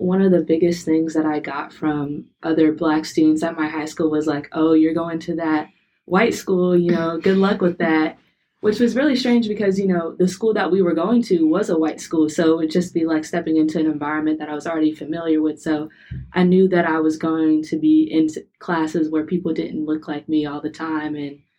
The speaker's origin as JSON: {"language": "English", "town": "Charlotte", "region": "North Carolina", "country": "United States", "said": "I'm a sophomore from Charlotte, North Carolina"}